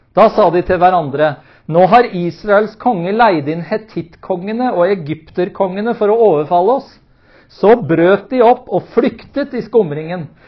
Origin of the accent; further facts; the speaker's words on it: Oslo, Norway; som menighet der hvor jeg vokste opp, eh, i Maranata-tempelet i Oslo